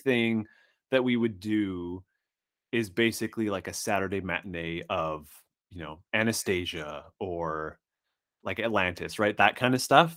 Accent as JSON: {"language": "English", "region": "Saskatchewan", "country": "Canada", "tie": "born or raised there", "said": "I grew up in what's essentially a nine months out of the year, it's winter s, town. surrounded by indigenous reservations in Saskatchewan, Canada"}